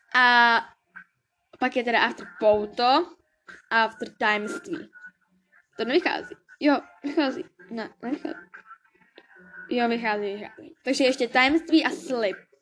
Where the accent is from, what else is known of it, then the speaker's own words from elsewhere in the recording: Bradford, Yorkshire and the Humber, United Kingdom; now in Kolín, Czech Republic; narodila jsem se v Anglii, ve Velké Británii, v Bradfordu